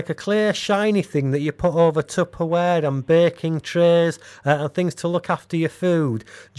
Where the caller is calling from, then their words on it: Bradford, Yorkshire and the Humber, United Kingdom; I'm phoning from Bradford in England.